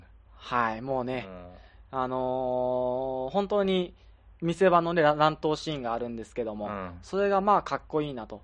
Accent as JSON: {"language": "Japanese", "region": "Kagoshima", "country": "Japan", "tie": "born or raised there", "moved": "yes", "said": "僕、鹿児島出身"}